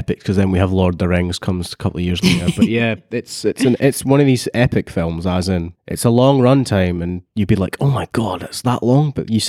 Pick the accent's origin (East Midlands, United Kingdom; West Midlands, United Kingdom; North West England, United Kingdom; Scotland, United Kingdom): Scotland, United Kingdom; I feel as a Scottish person, it's a very good film and it highlights it.